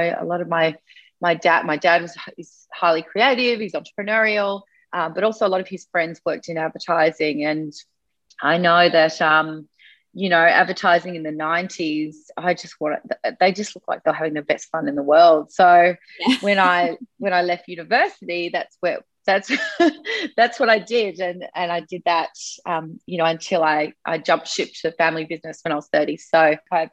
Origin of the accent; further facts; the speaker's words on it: Sydney, New South Wales, Australia; I grew up on the Northern Beaches in Sydney.